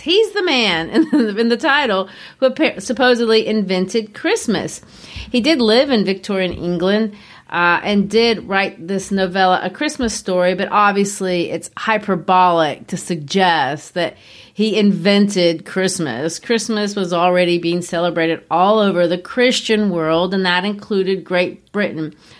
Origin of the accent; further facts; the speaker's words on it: Brazil; moved away; growing up in Brazil